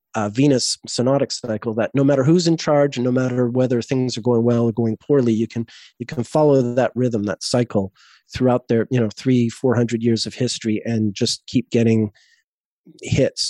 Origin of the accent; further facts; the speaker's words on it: Montreal, Quebec, Canada; moved away as an adult; also born or lived in Vancouver; now in Cape Town, South Africa; I moved from Montreal, my hometown, to Vancouver